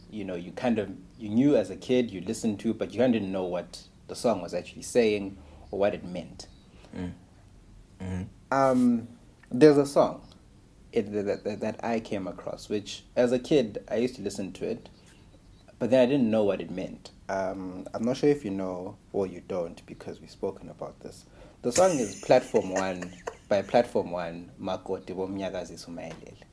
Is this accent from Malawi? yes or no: yes; Malawi; As someone who was born and raised in Malawi.